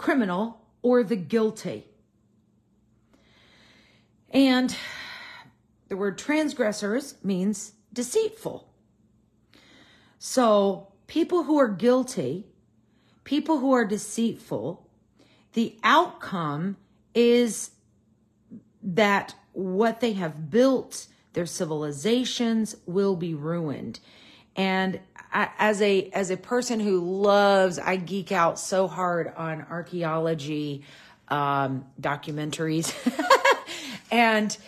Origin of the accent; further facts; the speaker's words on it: United States; I'm an American in a modern culture